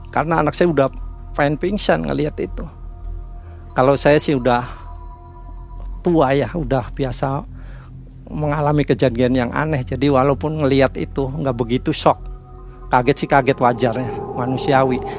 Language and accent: Indonesian; Yogyakarta, Special Region of Yogyakarta, Indonesia; jadi saya jelasin pak saya dari Jogja ini barang-barang ini barang-barang anak saya